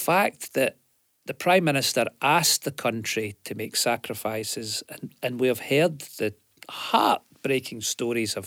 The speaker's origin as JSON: {"language": "English", "town": "New Cumnock", "region": "Scotland", "country": "United Kingdom", "said": "I come from Newcomnet, mining village"}